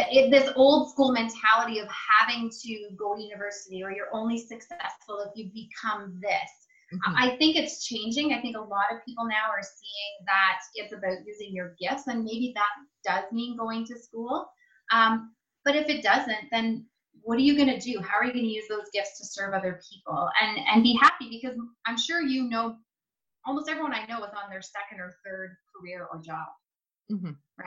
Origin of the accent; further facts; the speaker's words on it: Ontario, Canada; I'm originally from Canada. Ontario